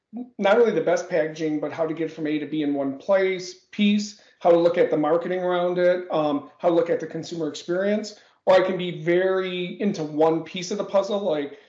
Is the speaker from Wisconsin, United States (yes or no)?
yes; Milwaukee, Wisconsin, United States; Born and bred in Wisconsin, Milwaukee to be specific.